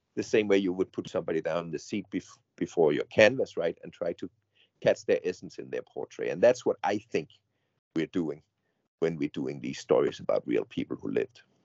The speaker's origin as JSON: {"language": "English", "town": "Odense", "region": "Southern Denmark", "country": "Denmark", "tie": "born or raised there", "said": "my hometown Odense in Denmark"}